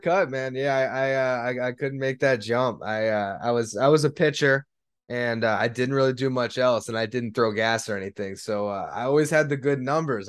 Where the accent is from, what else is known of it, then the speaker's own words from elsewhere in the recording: South Florida, United States; I'm born and raised in South Florida.